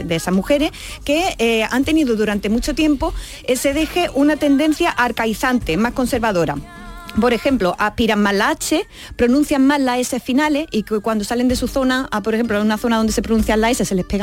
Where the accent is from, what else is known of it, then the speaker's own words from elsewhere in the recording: Alcaudete, Andalusia, Spain; moved away as an adult; yo, por ejemplo, yo que soy de Arcaudete, Jaén, yo no tengo el mismo acento que cuando me fui con 18 años del pueblo.